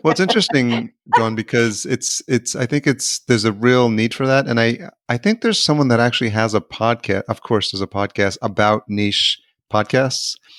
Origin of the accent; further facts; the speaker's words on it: Yonkers, New York, United States; I grew up in Yonkers.